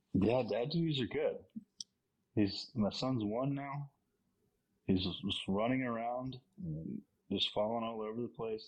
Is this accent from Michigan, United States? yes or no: no; Virginia, United States; I'm from Virginia, so Virginia Tech.